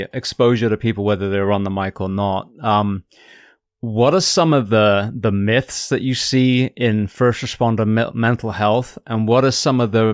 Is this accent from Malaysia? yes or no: no; near Bristol, South West England, United Kingdom; close to where I grew up in England.